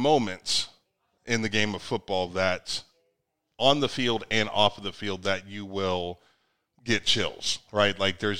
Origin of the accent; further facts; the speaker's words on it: Northeastern Ohio, United States; growing up in Northeastern Ohio